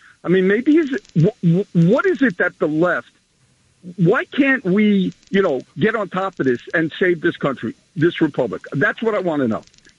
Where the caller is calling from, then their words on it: New York, United States; I'm from Rockland County.